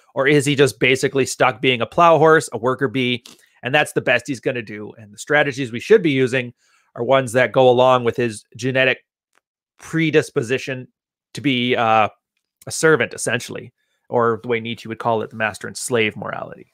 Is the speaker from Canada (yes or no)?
yes; Canada; I'm Canadian